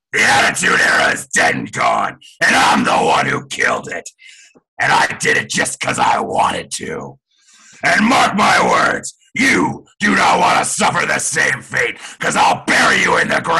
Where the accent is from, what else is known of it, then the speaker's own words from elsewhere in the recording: Stamford, Connecticut, United States; Bristol, I'm from Stamford, Connecticut.